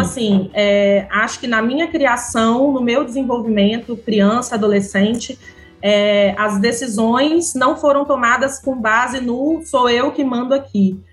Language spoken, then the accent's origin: Portuguese; Vitória, Espírito Santo, Brazil; Eu sou de Vitória mesmo